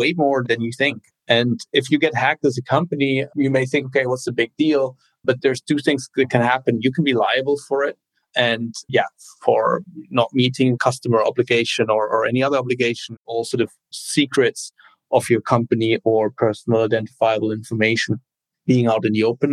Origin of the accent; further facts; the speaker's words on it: Cologne, North Rhine-Westphalia, Germany; moved away as an adult; also born or lived in Berlin, Germany / Bologna, Italy / Washington, D.C., United States / Bay Area, United States; originally born and raised in Germany, in Cologne